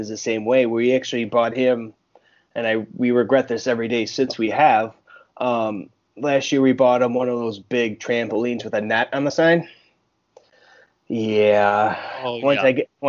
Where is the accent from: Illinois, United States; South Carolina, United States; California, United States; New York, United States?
New York, United States; Buffalo; growing up in Buffalo up here in New York